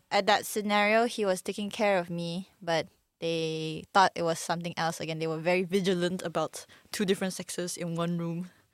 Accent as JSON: {"language": "English", "country": "Malaysia", "said": "we are also Malaysian"}